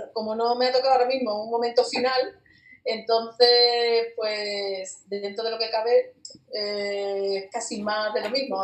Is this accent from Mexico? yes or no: no; Seville, Andalusia, Spain; yo soy de Sevilla